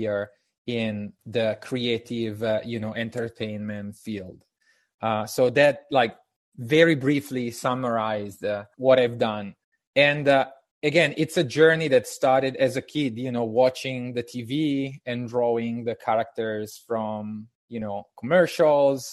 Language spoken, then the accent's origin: English; Italy; English is a second language; moved away as an adult; now in United States; I'm Italian, and I moved to the United States in 2015.